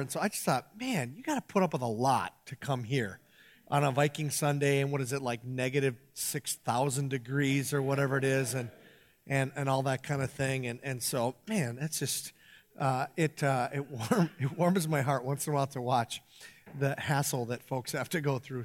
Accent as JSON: {"language": "English", "area": "Iron Range", "region": "Minnesota", "country": "United States", "tie": "born or raised there", "said": "growing up on the Iron Range"}